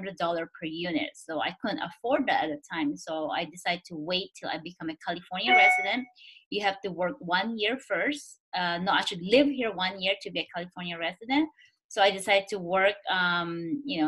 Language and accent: English; Philippines; moved away as an adult; now in Silicon Valley, United States; I'm Chinese, born and raised in the Philippines